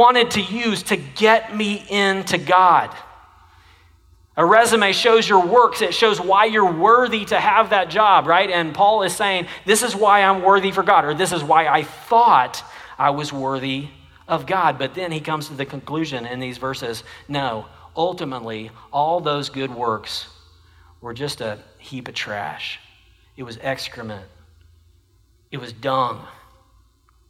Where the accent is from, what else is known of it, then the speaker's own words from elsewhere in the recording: Jenks, Oklahoma, United States; now in Texas, United States; I come from Oklahoma, and the high school that I graduated from has the strongest football tradition of any high school in Oklahoma